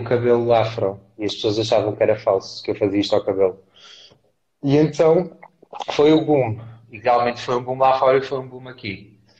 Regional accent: Castelo Branco, Centro, Portugal; moved away; also born or lived in Lisbon; eu vivia em Castelo Branco, eu, não, eu nasci em Lisboa, mas eu fui adotado, e os meus tios levaram para Castelo Branco

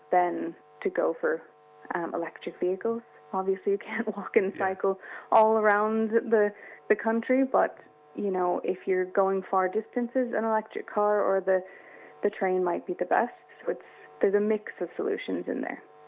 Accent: California, United States; also born or lived in Sydney, Australia; now in Ireland; I grew up in California by the Pacific Ocean.

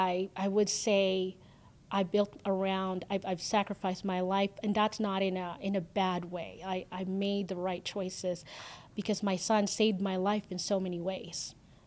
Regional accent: Canada; now in United States; the freedom that we have here in the U.S., I fought for that, and I'm Canadian

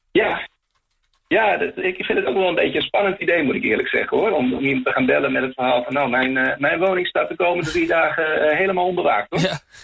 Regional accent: Netherlands; now in Chile; als Nederlander

